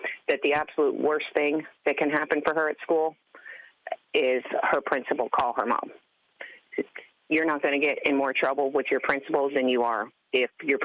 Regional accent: Palm Beach County, Florida, United States; I was born here in Palm Beach County and have lived here all of my life

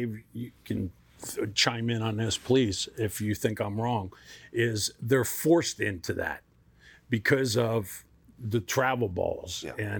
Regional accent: Miami, Florida, United States; I grew up in Miami. Very close to Miami Stadium, where the Baltimore Orioles used to spring train

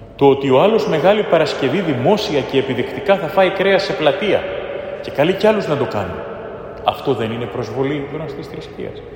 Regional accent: Greece; είμαι Έλληνας

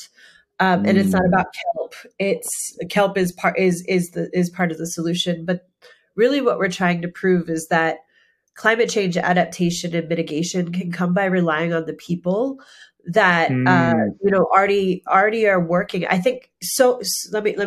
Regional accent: Pennsylvania, United States; moved away as an adult; now in Maine, United States; I'm from Pennsylvania. I'm from coal country.

